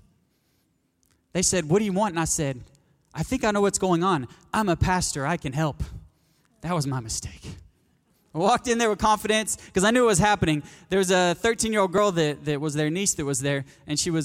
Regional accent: North Little Rock, Arkansas, United States; accent: Southern; moved away as an adult; now in Mozambique; I'm from North Little Rock, Arkansas

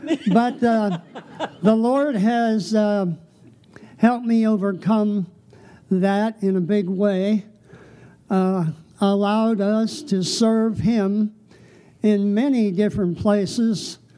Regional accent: northeastern Ohio, United States; I'm the oldest of four, born in northeastern Ohio into a godly Christian home.

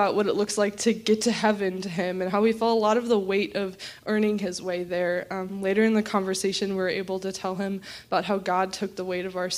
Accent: Champaign, Illinois, United States; I grew up right here in Champaign

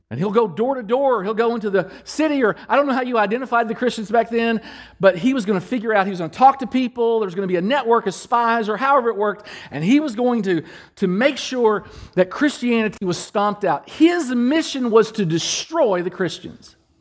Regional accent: Danville, Kentucky, United States; moved away; in Kentucky, back in Kentucky, my hometown, in Danville, Kentucky, I'm, I'm Lawrence and Carolyn …'s boy

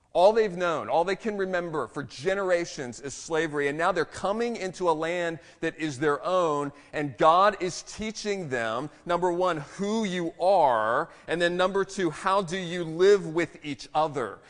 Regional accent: Maryland, United States; moved away; also born or lived in Texas; I'm, I'm from Maryland

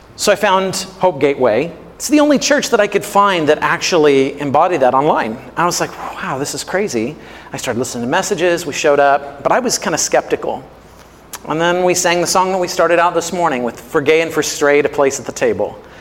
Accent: Missouri, United States; I grew up in Missouri

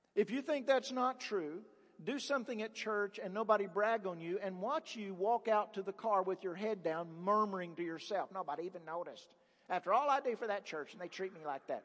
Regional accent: Appalachia, United States; I grew up in the Appalachian area

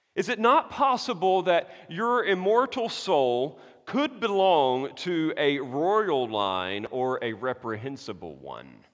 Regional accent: United States; I'm an American dude

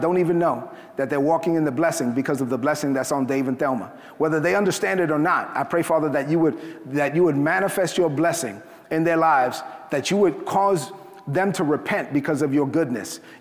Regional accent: New York City, New York, United States; I grew up in East New York, Brooklyn. I'm a Dominican kid from Brooklyn, son of immigrants from the Dominican Republic

